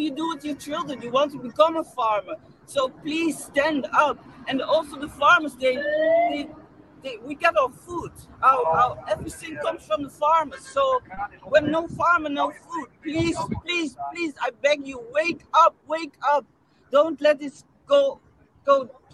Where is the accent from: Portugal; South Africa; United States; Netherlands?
Netherlands; This is my hometown